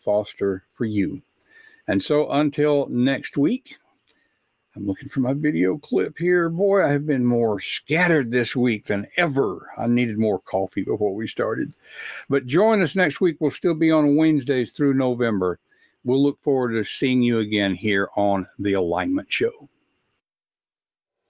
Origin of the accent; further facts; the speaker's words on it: West Tennessee, United States; I grew up in West Tennessee